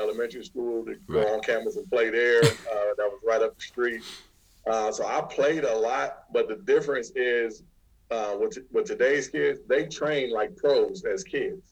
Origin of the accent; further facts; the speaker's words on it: Rialto, California, United States; also born or lived in San Bernardino, California / San Francisco, California; I say I'm from Rialto. I was kind of raised in Rialto